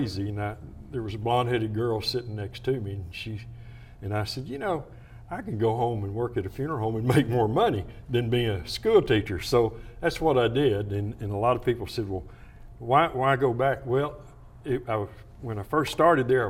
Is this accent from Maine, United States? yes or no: no; Terrell, Texas, United States; I was born and raised in Terrell